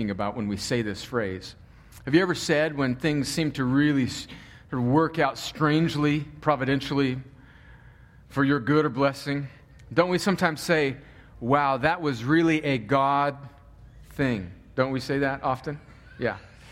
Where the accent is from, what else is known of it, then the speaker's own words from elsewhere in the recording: El Centro, California, United States; moved away; my hometown of El Centro